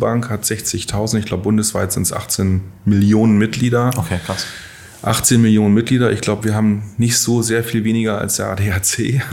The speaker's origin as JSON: {"language": "German", "town": "Syke", "region": "Lower Saxony", "country": "Germany", "tie": "born or raised there", "also_born_or_lived": "Lehrte", "moved": "as an adult", "said": "ich komme aus Sieke gebürtig. Mhm ähm, in der Nähe von Bremen, da aufgewachsen"}